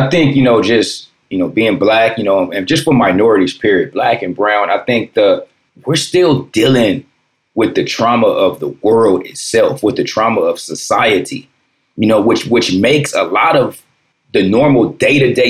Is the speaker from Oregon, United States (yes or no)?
no; Compton, California, United States; also born or lived in Watts; I grew up in Compton